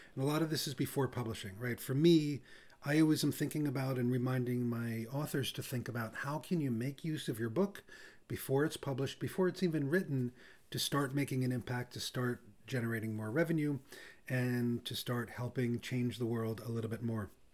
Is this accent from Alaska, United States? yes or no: no; New York City, New York, United States; I'm from Brooklyn